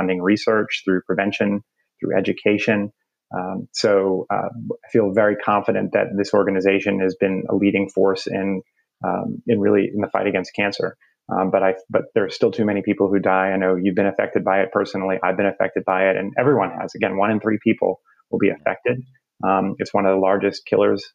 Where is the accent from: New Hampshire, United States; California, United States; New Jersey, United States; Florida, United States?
New Jersey, United States; moved away as an adult; also born or lived in New York; now in Atlanta, United States; I grew up in North Jersey, so maybe right outside the city.